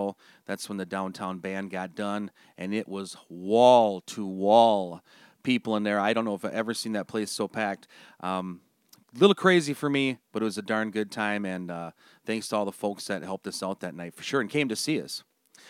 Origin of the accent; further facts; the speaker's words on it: Turtle Lake, Wisconsin, United States; I said I was from Turtle Lake, Wisconsin.